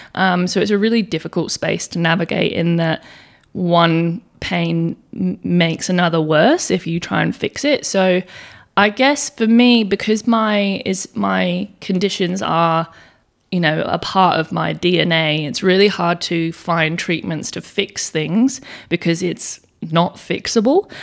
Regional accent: England, United Kingdom; moved away as an adult; now in Perth, Australia; I also live in Western Australia in Perth. Um, but I was born in England, so I moved over here when I was eighteen years old

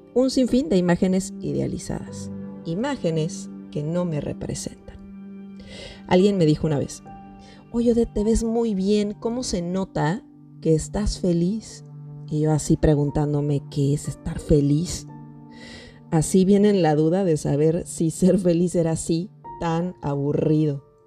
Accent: Mexico; psicóloga mexicana

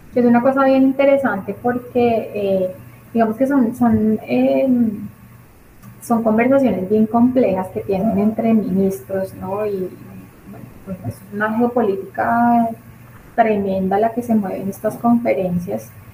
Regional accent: Colombia; nosotros como colombianos

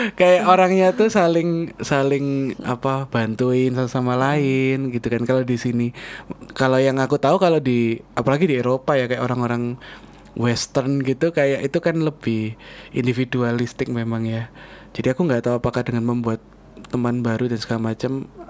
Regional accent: Surabaya, East Java, Indonesia; moved away as an adult; now in Jakarta, Indonesia; kita orang Surabaya dan uh. kita merantaunya ke Jakarta

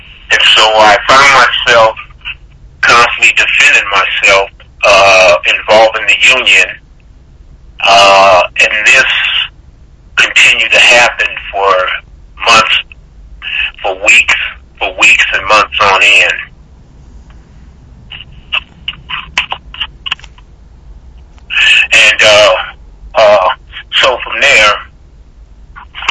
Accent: Denver, Colorado, United States; moved away as an adult; I was born in Denver, Colorado. And I went to high school. My high school was George Washington High School.

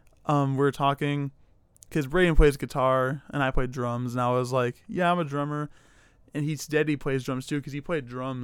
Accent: Ohio, United States; I'm from Ohio.

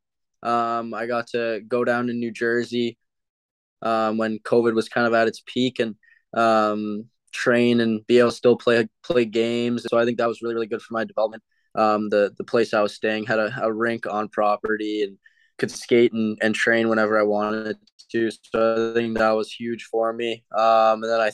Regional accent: Mississauga, Ontario, Canada; Being a hometown kid, kind of growing up watching the Leafs

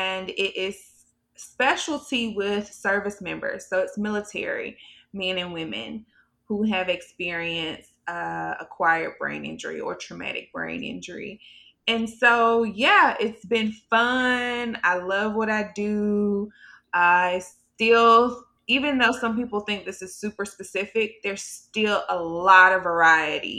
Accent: Birmingham, Alabama, United States; now in Alexandria, United States; I am originally from Birmingham, Alabama. Right now, I live in Alexandria, Virginia.

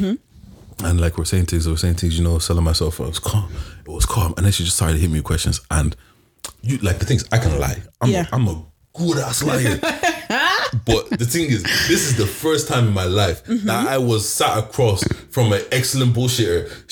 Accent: Birmingham, West Midlands, United Kingdom; I'm from Brom.

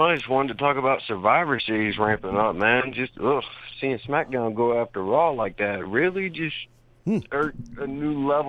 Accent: Georgia, United States; I've been here in Georgia 20-plus years of my life. I'm 24 now.

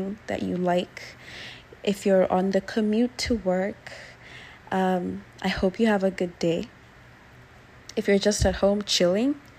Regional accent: Nairobi, Kenya; moved away as an adult; now in United States; I am from Kenya. I was born and raised in Nairobi. I live in the States now.

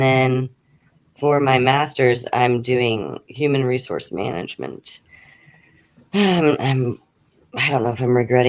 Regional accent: Indiana, United States; It's decent. There's some parts, though, of course, like any place that you don't want to grow up there. You know, we have Gary, Indiana, which has a extremely high crime rate.

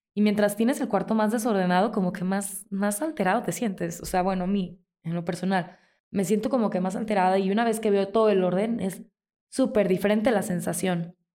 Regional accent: Mazatlán, Sinaloa, Mexico; now in Morelia, Mexico; Yo soy de Mazatlán, allá crecí y mi papá y mis hermanos viven allá

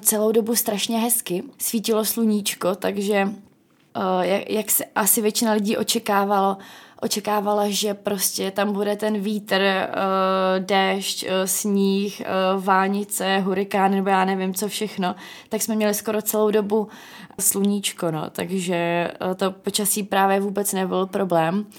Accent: Ostrava, Moravian-Silesian Region, Czechia; moved away as an adult; also born or lived in England / Ireland; now in Prague, Czech Republic; já jsem z Ostravy

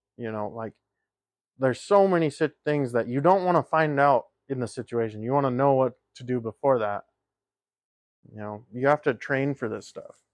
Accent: the West, United States; we grew up in the West

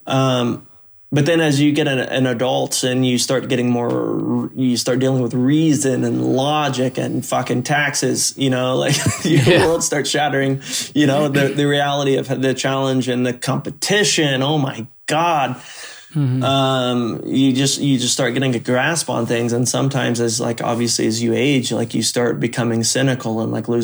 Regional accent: Oklahoma, United States; I grew up in Oklahoma woods

